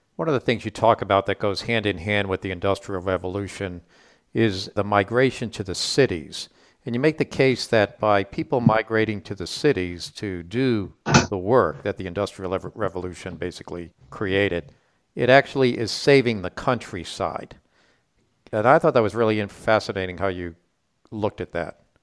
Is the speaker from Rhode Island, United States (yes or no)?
yes; Rhode Island, United States; I grew up in Rhode Island